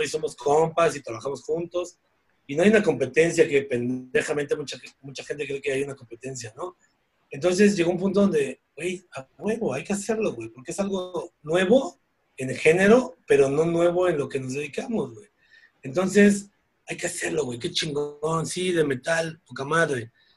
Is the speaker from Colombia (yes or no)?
no; Mexico; Deberíamos agradecer como mexicanos